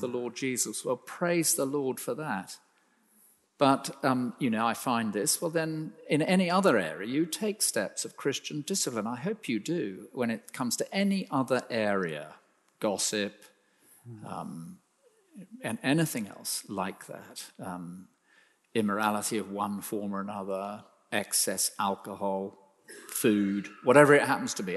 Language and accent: English; United Kingdom; we're so British